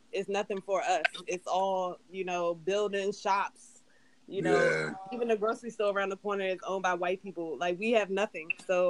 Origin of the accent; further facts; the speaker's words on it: Washington, District of Columbia, United States; I know War 5 is like my hometown